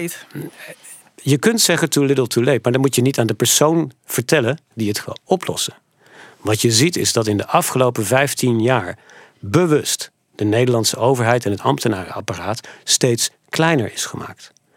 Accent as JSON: {"language": "Dutch", "country": "Netherlands", "also_born_or_lived": "Montana", "said": "ik kwam uit Nederland"}